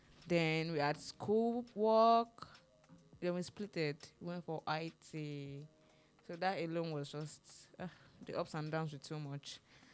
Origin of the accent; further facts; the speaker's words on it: Oyo, Nigeria; Yes, I'm from Oyo State.